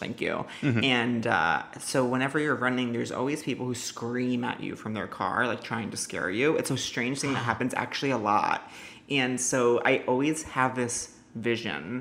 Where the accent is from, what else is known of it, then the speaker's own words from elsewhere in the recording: Northport, New York, United States; I'm Suffolk. I grew up in Suffolk